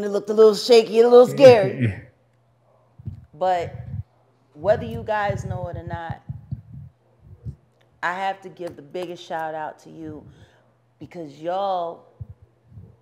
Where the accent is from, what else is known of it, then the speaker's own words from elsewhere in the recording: Philadelphia, Pennsylvania, United States; moved away; My hometown